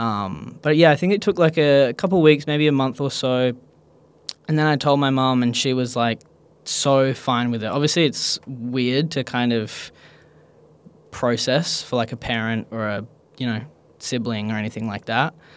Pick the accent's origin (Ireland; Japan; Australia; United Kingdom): Australia; Perth, Western Australia; I grew up in Perth, Australia